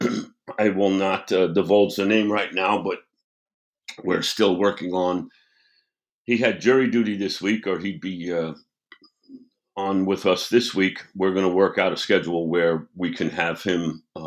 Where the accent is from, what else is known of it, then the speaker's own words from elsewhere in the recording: United States; now in Charlotte, United States; I'm originally from New York